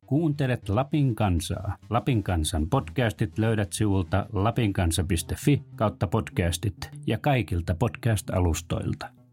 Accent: Ylitornio, Lapland, Finland; moved away; tuolta Ylitorniolta poissa

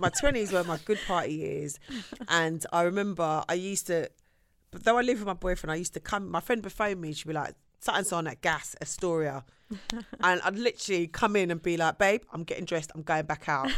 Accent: London, United Kingdom; I'm from Shepherd's Bush

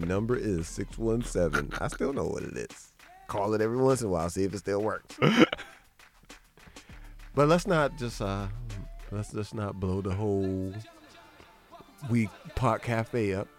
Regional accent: United States; I feel like as an American, that's your right.

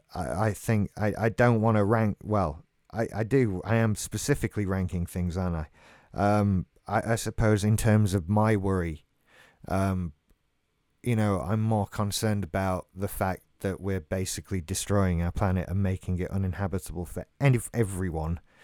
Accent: England, United Kingdom; I'm English. I live in Great Britain.

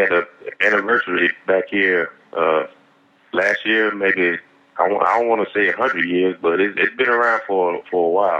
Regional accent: South Carolina, United States; moved away as an adult; now in Paris, France; My background, I'm from South Carolina.

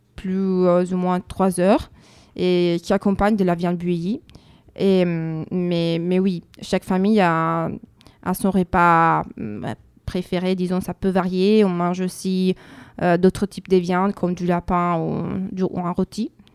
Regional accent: northern Italy, Italy; French is a second language; moved away as an adult; now in France; on est italien

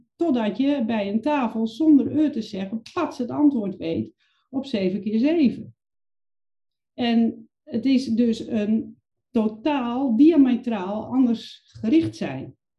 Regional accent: Overijssel, Netherlands; Ik ben opgegroeid in een klein provinciestadje in Overijssel.

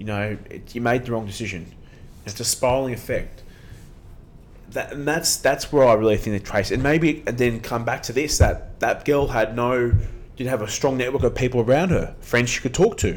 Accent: Sydney, New South Wales, Australia; we come from Australian Sydney especially

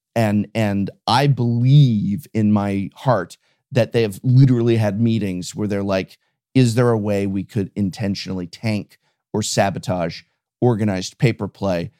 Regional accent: United States

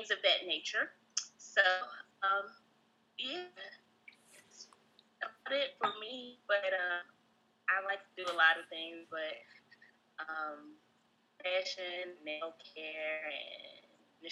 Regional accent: Richmond, Virginia, United States; now in Greensboro, United States; I'm from Richmond, Virginia, currently residing in Greensboro, North Carolina

